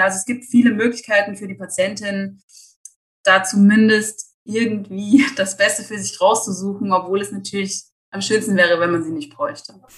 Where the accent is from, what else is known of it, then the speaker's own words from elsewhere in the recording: Eschwege, Hesse, Germany; now in Erfurt, Germany; Ich komme ursprünglich aus Eschwege, äh, lebe aber inzwischen in Erfurt